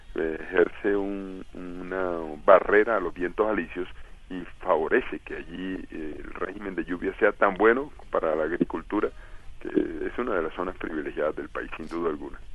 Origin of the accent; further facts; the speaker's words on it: Cartagena, Bolívar, Colombia; also born or lived in Barranquilla / Villanueva, La Guajira; now in France; soy nacido en Barranquilla, criado en Cartagena, pero oriundo de Villanueva, Guajira